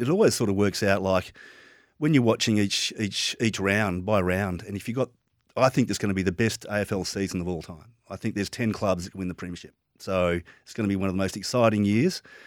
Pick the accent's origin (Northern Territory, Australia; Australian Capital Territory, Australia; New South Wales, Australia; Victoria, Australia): Victoria, Australia; Moorabbin; I was born in Moorabbin